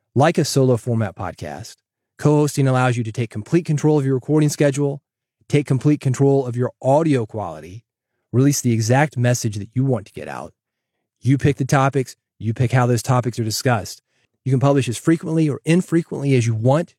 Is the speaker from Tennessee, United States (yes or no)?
yes; Nashville, Tennessee, United States; Growing up in Nashville